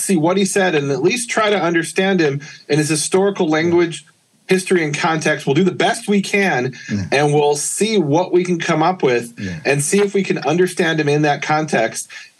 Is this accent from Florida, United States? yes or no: no; Chicago, Illinois, United States; I come from Chicago where they have the L train